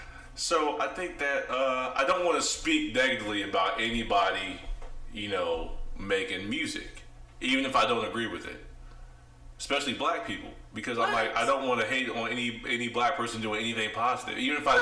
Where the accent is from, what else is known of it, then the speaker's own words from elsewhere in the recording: Midwest, United States; I'm from the Midwest.